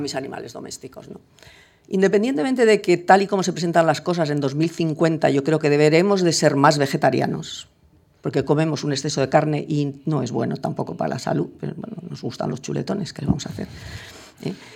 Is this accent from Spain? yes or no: yes; Spain